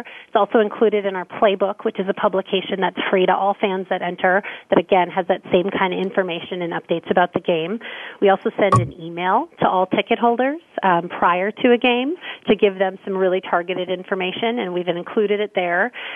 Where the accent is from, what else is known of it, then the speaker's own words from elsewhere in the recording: Minnesota, United States; I grew up here in Minnesota